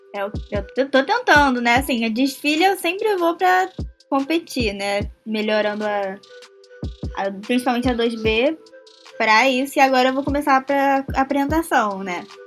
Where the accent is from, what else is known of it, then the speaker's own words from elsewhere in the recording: Rio de Janeiro, Brazil; Eu sou de Jacarepaguá.